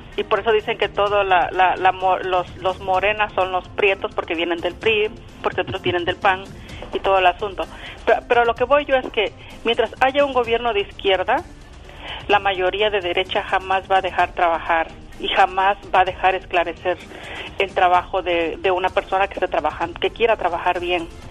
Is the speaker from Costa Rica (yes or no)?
no; Izúcar de Matamoros, Puebla, Mexico; now in Clifton, United States; Llamo desde aquí, desde Clifton, New Jersey. Yo soy de Izúcar de Matamoros, Puebla